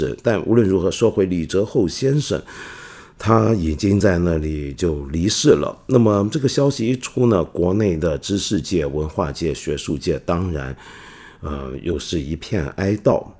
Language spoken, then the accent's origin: Chinese; China; 来关心我们中国人都该关心的大事儿。